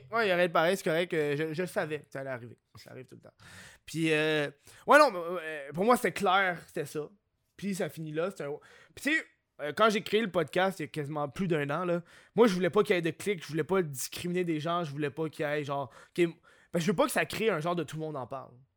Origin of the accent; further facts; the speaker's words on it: Quebec, Canada; je suis un Québécois moyen